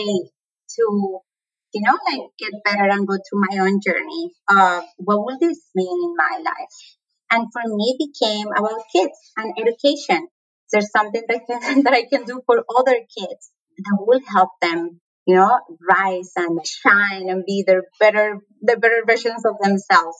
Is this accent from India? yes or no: no; Colombia; accent: Latin American; moved away as an adult; now in United States; my accent is Latin American. I'm from Colombia, born and raised.